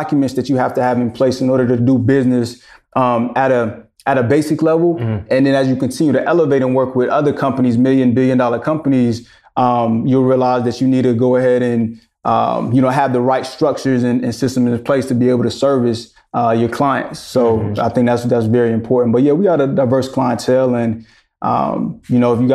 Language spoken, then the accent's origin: English; Greensboro, North Carolina, United States; also born or lived in Charlotte; I am from Greensboro, but I came to Charlotte to go to school